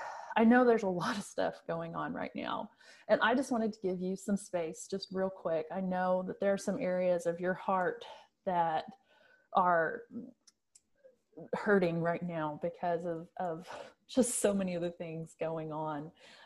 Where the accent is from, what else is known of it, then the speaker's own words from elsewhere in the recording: Bartlesville, Oklahoma, United States; And I'm from the Bartlesville area.